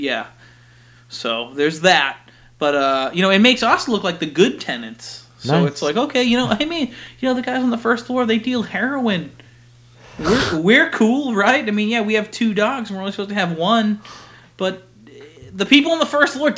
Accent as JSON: {"language": "English", "town": "Lowell", "region": "Massachusetts", "country": "United States", "tie": "born or raised there", "said": "I grew up in Lowell. I spent my first 22 years or whatever of my life in Lowell"}